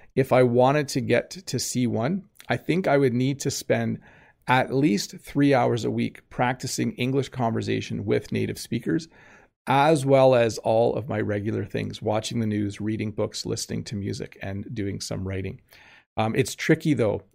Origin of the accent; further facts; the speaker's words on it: Southern Ontario, Canada; I'm from Southern Ontario. I'm from the province of Ontario in Canada